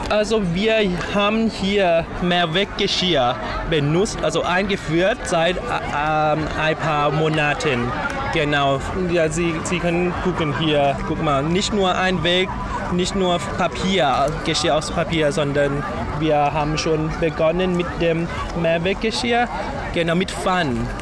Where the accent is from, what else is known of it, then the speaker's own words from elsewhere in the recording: Bangkok, Thailand; German is a second language; moved away as an adult; now in Berlin, Germany; Ich bin Bangkokien, ich komme aus Thailand.